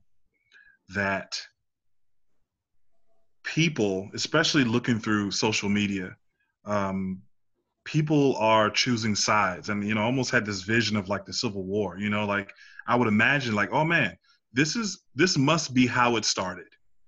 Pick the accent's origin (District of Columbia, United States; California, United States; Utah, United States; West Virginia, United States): District of Columbia, United States; Washington; now in Richmond, United States; I'm a 31-year-old black man from Northwest D.C.